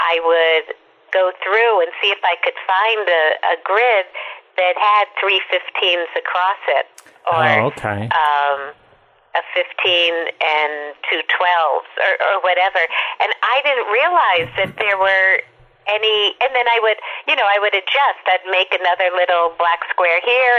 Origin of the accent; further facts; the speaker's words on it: Minneapolis, Minnesota, United States; I grew up in Minneapolis, but my parents are New Yorkers